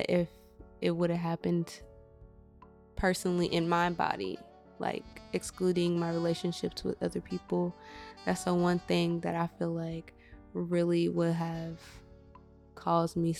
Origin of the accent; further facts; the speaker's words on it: Midwest, United States; I'm from the Midwest